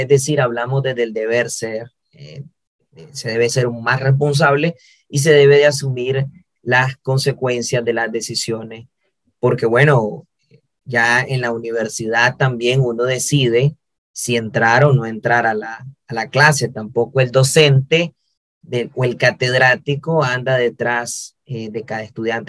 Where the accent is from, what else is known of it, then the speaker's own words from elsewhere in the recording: Nicaragua; mi país, en Nicaragua